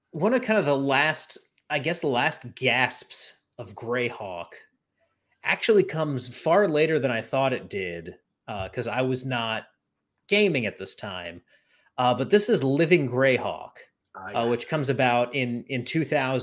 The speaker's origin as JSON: {"language": "English", "region": "the South", "country": "United States", "said": "I'm from the South, so I say Drow"}